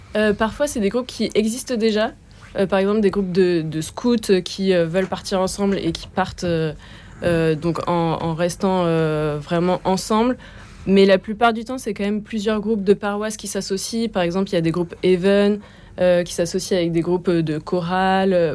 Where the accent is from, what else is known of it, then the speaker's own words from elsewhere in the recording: Bordeaux, Nouvelle-Aquitaine, France; moved away; also born or lived in Paris; j'ai grandi à Bordeaux